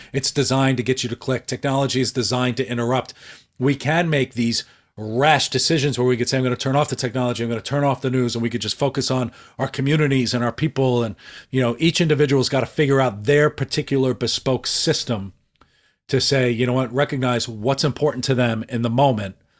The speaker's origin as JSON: {"language": "English", "region": "New York", "country": "United States", "tie": "born or raised there", "said": "I grew up in New York"}